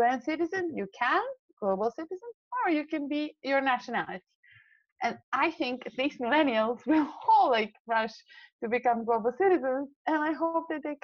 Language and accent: English; Serbia; moved away; also born or lived in Austria; I come from Serbia, yeah. So since I was 5 until I was 15, I lived through like 4 or 5 different wars